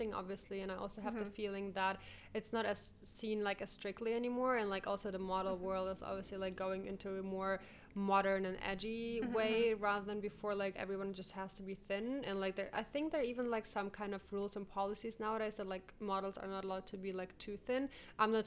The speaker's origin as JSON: {"language": "English", "country": "Ukraine", "tie": "born or raised there", "said": "I was born in the Ukraine"}